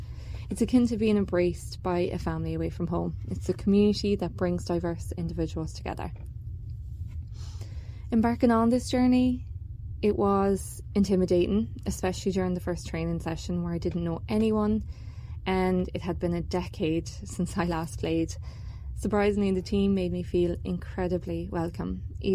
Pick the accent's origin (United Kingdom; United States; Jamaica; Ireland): Ireland; now in Canada; my own experiences growing up in Ireland where winter sports were limited